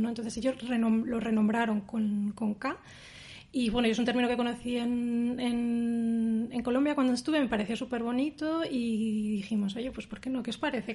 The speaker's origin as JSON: {"language": "Spanish", "town": "Palencia", "region": "Castile and León", "country": "Spain", "tie": "born or raised there", "moved": "as an adult", "lives_now": "Berlin, Germany", "said": "del Club de Lectura de Palencia, de mi ciudad natal"}